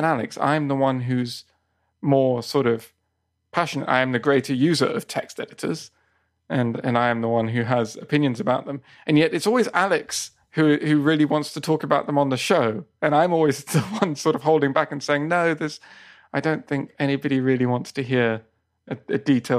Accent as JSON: {"language": "English", "region": "England", "country": "United Kingdom", "also_born_or_lived": "Spain", "moved": "yes", "lives_now": "Japan", "said": "Whereas I was originally from England and moved to Japan."}